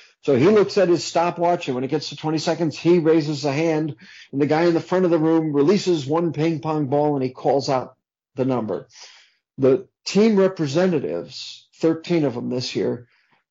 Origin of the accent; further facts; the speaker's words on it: New Jersey, United States; moved away; also born or lived in Brooklyn, New York; I grew up in New Jersey, originally from Brooklyn, but I grew up in New Jersey